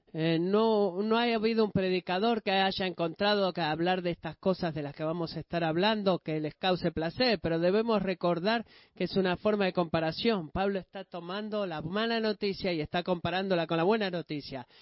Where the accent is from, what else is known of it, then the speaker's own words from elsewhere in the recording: Greece; Siendo un griego